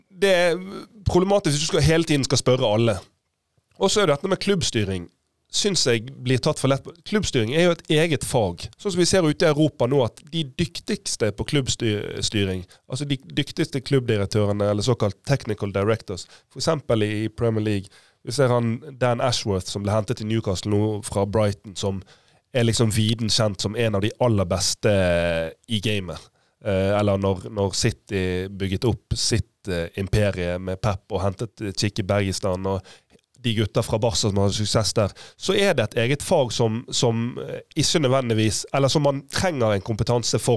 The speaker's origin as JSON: {"language": "Norwegian", "town": "Bergen", "region": "Vestland", "country": "Norway", "said": "Nå er jeg bergenser"}